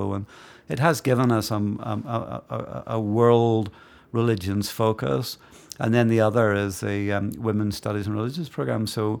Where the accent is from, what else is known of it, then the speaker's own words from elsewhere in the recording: Belfast, Northern Ireland, United Kingdom; So I grew up in Belfast in Northern Ireland. Came of age as a young adult when the Troubles broke out in Belfast.